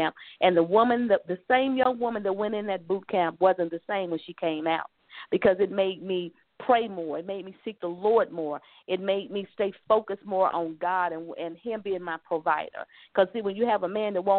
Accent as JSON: {"language": "English", "region": "South Carolina", "country": "United States", "said": "I'm a Southern girl, too. So let me say, when you hear me say y'all, I'm from the South. I'm from South Carolina"}